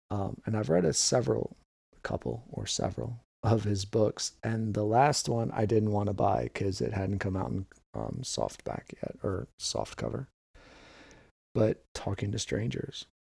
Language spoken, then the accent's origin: English; New York City, New York, United States; moved away; also born or lived in Delaware; I grew up in New York City